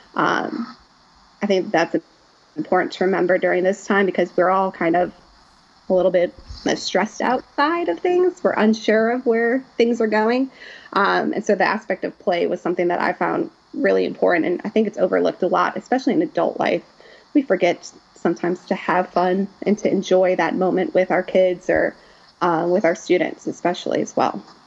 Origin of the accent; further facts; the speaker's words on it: Chicago, Illinois, United States; moved away as an adult; now in Oxford, United States; I'm originally from the Chicagoland area